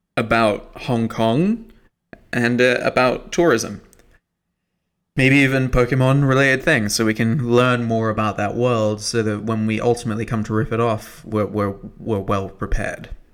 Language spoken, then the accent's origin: English; United Kingdom